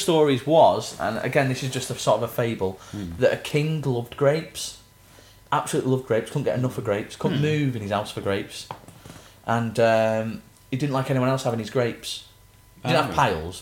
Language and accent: English; Manchester, North West England, United Kingdom; I'm from Manchester.